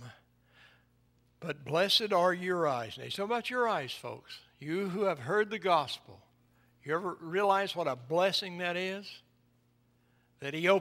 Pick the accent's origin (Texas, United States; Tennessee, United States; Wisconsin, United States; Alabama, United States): Tennessee, United States; East; When I was a boy growing up in East Tennessee